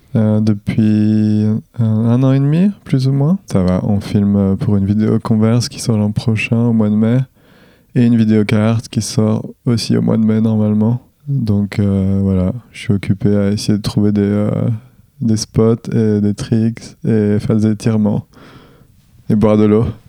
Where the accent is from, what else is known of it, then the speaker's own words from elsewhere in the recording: Tavaux, Bourgogne-Franche-Comté, France; je viens du Jura. Je viens de Dole plus précisément, enfin même Tavo encore plus précisément, qui est une petite ville de 5000 habitants